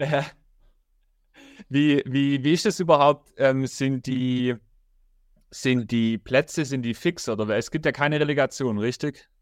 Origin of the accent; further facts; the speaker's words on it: Rottenburg am Neckar, Baden-Württemberg, Germany; ich komme ja aus Rotterburg